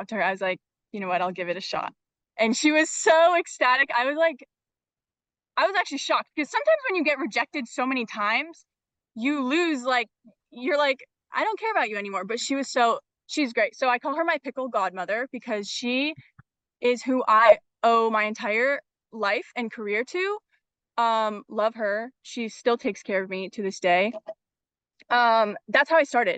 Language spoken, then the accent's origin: English; Bellevue, Washington, United States; also born or lived in Madison, Wisconsin; I grew up here in Bellevue, Washington